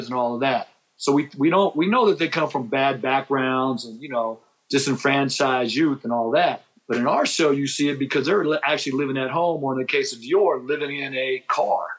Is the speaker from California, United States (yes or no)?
yes; San Diego, California, United States; moved away as an adult; also born or lived in Japan; now in Oakland, United States; I was born in San Diego and I was raised in San Diego, I went to high school in San Diego.